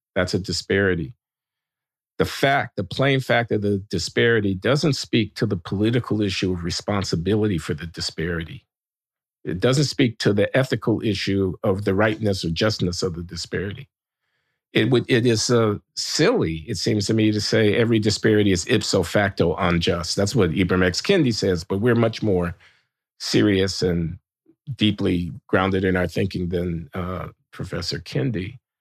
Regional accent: Chicago, Illinois, United States; I'm from Chicago. I came up in the fifties and sixties

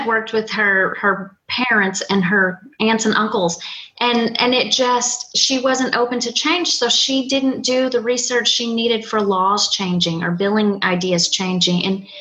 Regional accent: Arkansas, United States; now in Vermont, United States; I grew up in Arkansas

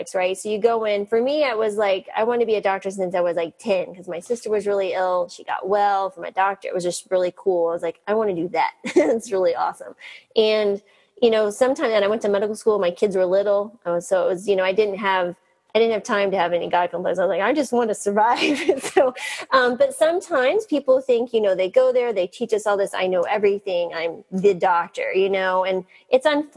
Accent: New Mexico, United States; I grew up in the Western Southwest, New Mexico

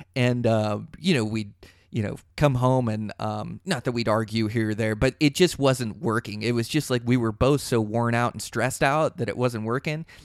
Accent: Seattle, Washington, United States; now in Montana, United States; I come from Seattle

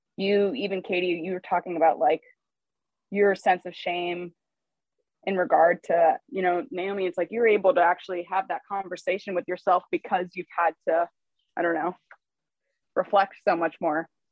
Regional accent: Los Angeles, California, United States; I'm from Los Angeles

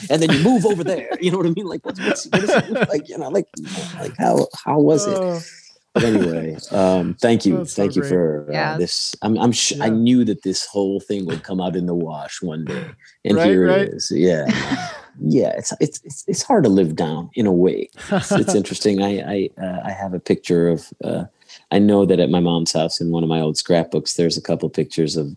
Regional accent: Chicago, Illinois, United States; I'm from Chicago

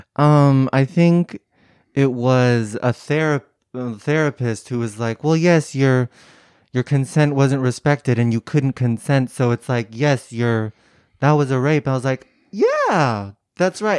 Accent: San Francisco Bay Area, California, United States; Bay Area, San Francisco area.

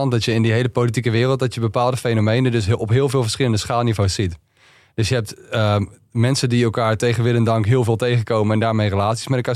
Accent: Netherlands; we zijn Nederlanders

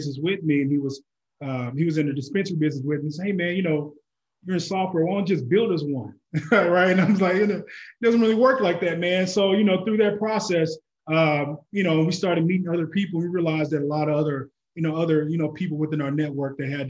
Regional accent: Oklahoma, United States; I'm originally from Oklahoma

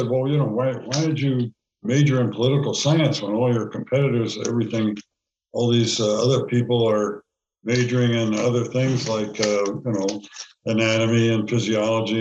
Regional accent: Allentown, Pennsylvania, United States; also born or lived in North Carolina; I was born in Allentown, Pennsylvania.

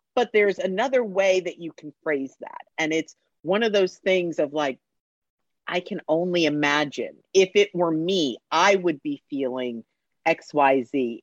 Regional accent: Connecticut, United States; also born or lived in Orlando, Florida; now in Atlanta, United States; I grew up in Connecticut, so we had UConn

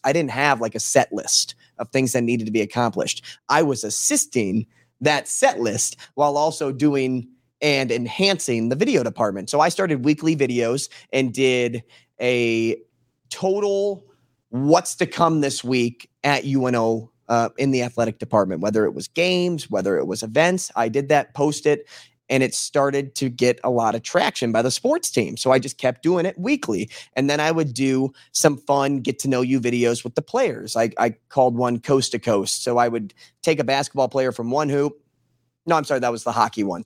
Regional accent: St. Louis, Missouri, United States; moved away; I grew up in Saint Louis.

